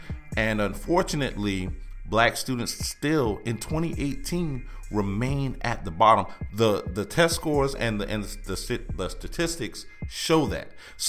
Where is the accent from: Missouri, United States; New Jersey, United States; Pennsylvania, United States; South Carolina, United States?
South Carolina, United States; Allendale; now in Charleston, United States; Allendale, South Carolina.